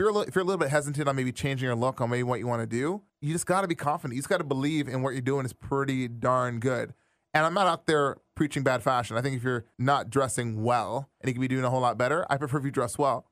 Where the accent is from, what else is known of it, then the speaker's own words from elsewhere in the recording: Brampton, Ontario, Canada; I grew up in Brampton